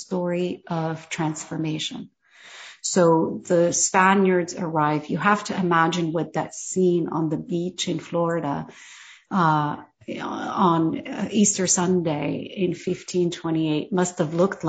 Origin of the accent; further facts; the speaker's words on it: Morocco; as a Moroccan